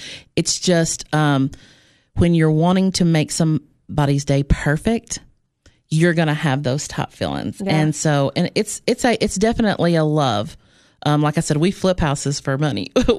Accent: Cookeville, Tennessee, United States; I did. I was, I'm from Cookeville.

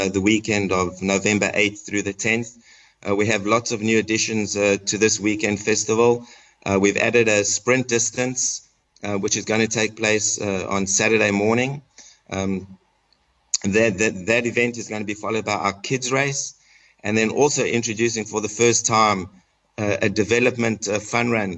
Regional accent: South Africa; accent: South African; moved away as an adult; now in Atlanta, United States; I grew up in South Africa and had the opportunity to go to Wits University

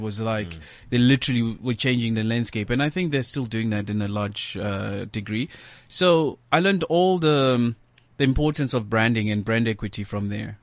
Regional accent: Johannesburg, Gauteng, South Africa; born and bred in Soweto. Mm. That's where you know um, I grew up

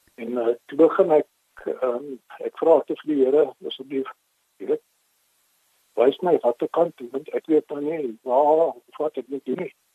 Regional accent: Mossel Bay, Western Cape, South Africa; first language English; Afrikaans is a second language; also born or lived in Port Elizabeth; now in George, South Africa; toe het ons Mosselbaai toe getrek toe ek so 3 jaar oud was

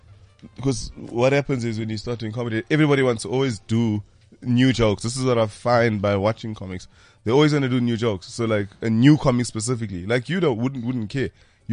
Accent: Durban, KwaZulu-Natal, South Africa; I grew up in Durban. Newlands East, specifically in Durban.

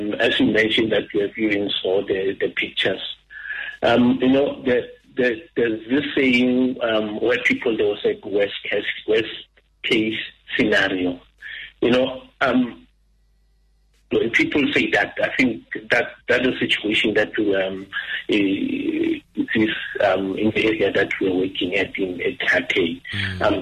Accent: South Africa; we always preach the issue of Ubuntu as South African

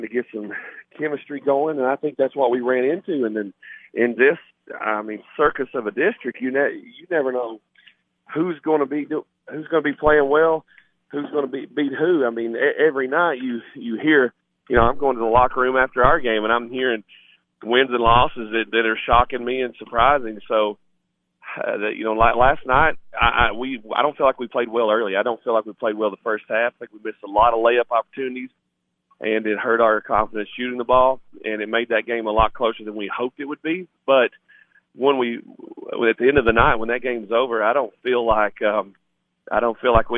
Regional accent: Livingston, Tennessee, United States; in my hometown and at this school

